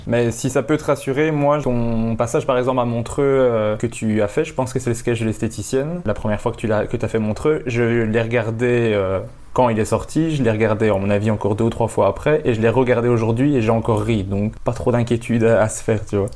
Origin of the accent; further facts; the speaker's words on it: Belgium; Chez nous, en Belgique